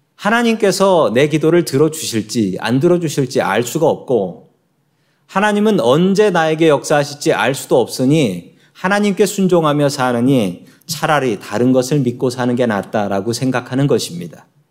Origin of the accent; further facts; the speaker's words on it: Seoul, South Korea; moved away as an adult; now in United States; 저도 한국에서 태어났고 이래봬도 서울 사람입니다.